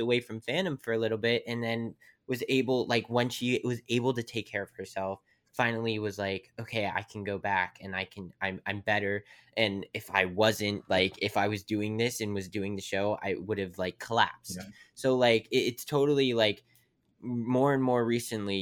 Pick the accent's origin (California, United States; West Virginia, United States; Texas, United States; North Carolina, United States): West Virginia, United States; Weirton; I'm from Weirton, West Virginia